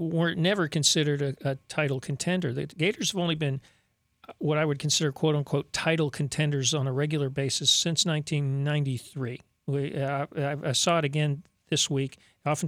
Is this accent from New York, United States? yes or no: no; South Florida, United States; I grew up in South Florida